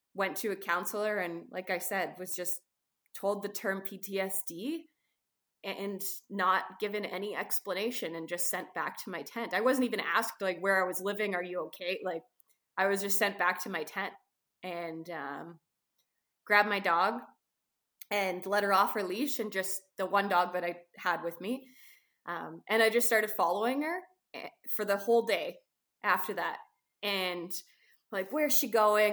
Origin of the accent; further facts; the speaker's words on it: Canada; I'm a Canadian photographer, adventurer, uh, writer